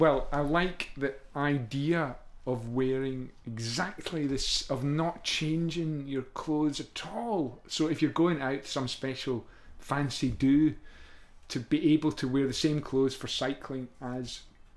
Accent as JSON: {"language": "English", "region": "Scotland", "country": "United Kingdom", "also_born_or_lived": "Italy", "moved": "as an adult", "lives_now": "London, United Kingdom", "said": "I've lived in London all my life since I went to art school. In London, I came from Scotland to go to art school, and then I lived in London until I moved to Italy for 5 years."}